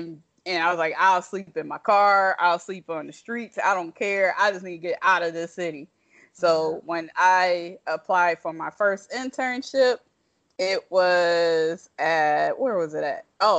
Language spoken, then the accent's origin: English; Toledo, Ohio, United States; moved away; also born or lived in Detroit, Michigan; The part of Ohio I'm actually from is Toledo.